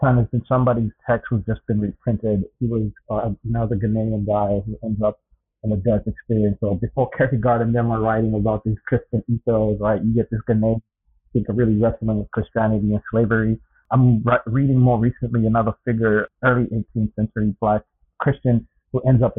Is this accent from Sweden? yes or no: no; Zambia; moved away; also born or lived in North America; born and raised in Zambia